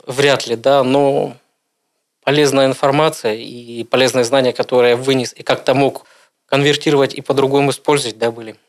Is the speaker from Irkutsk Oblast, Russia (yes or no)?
yes; Irkutsk, Irkutsk Oblast, Russia; Родился я в городе Иркутске